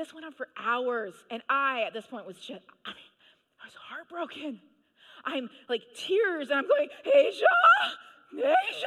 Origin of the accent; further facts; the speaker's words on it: Manitoba, Canada; I grew up in Manitoba, Canada